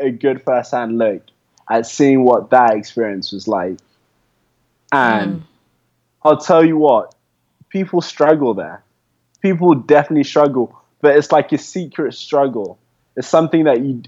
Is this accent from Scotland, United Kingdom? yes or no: no; London, United Kingdom; moved away as an adult; now in Ghana; I came from pretty humble backgrounds in London. Anyway, I came from London and I moved to the countryside for boarding school.